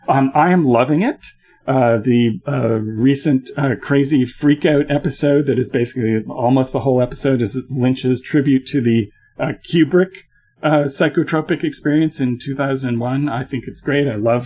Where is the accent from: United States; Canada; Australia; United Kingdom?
Canada; as a Canadian